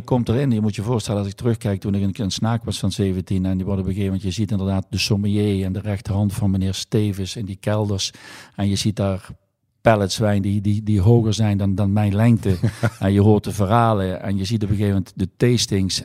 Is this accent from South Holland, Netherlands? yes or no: no; Valkenburg, Limburg, Netherlands; also born or lived in Rotterdam; Ik ben eh, geboren en getogen in Valkenburg